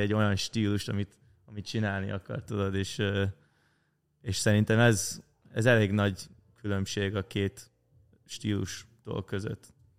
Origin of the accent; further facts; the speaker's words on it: Canada; kint nálunk Kanadában